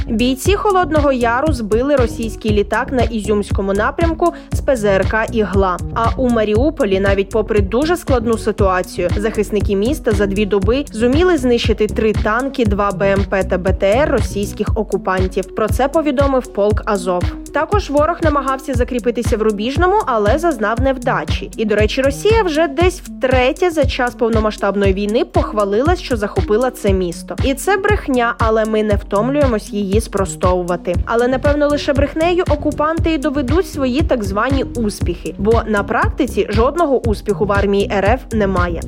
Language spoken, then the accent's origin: Ukrainian; Ukraine; Ми з України